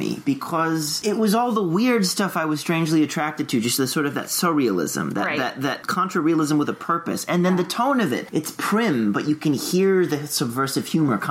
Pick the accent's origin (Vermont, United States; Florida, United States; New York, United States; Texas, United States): Texas, United States; that book probably carried me through growing up in Texas on some level.